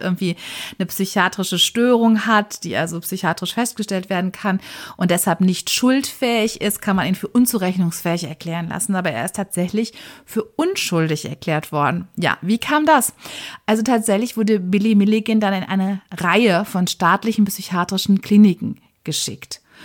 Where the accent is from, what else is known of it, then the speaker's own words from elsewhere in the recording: Germany; bei uns in Deutschland